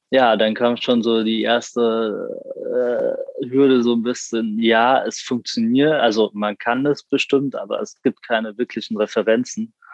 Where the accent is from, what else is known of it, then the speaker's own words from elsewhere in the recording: Frankfurt am Main, Hesse, Germany; born there; ich bin 21 noch. ja, ich studiere BWL an der WWU und komme gebürtig aus Frankfurt am Main. Also bin Sachsenhäusener, falls das jemand was sagt.